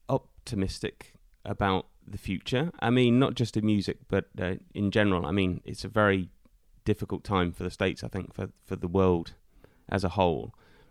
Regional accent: Scotland, United Kingdom; as a Scottish person

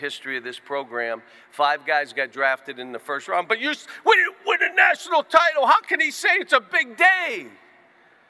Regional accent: Western Pennsylvania, United States; moved away as an adult; now in Kentucky, United States; the mountains and the hollows and all, that's how I grew up in Western PA

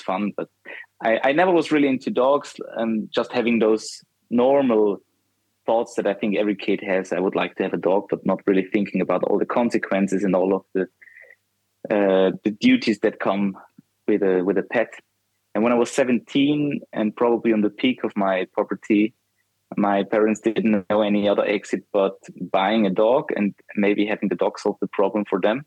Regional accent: Austria; I'm from Austria.

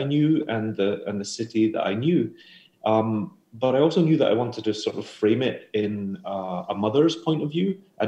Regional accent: Glasgow, Scotland, United Kingdom; now in New York, United States; I grew up in Glasgow.

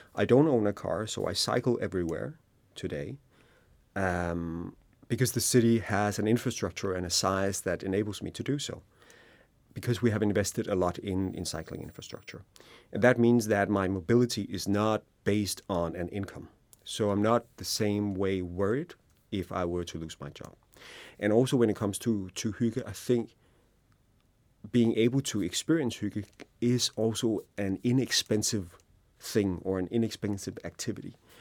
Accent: Denmark; we also in Denmark see Hooghly as part of our cultural D N

